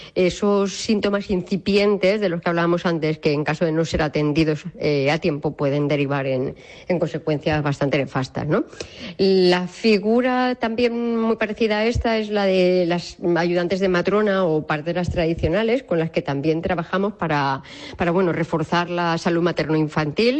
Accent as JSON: {"language": "Spanish", "town": "Robledo", "region": "Castilla-La Mancha", "country": "Spain", "moved": "as an adult", "lives_now": "Madrid, Spain", "said": "soy de Robledo, de un pueblo de la Sierra de Alcaraz, en Albacete"}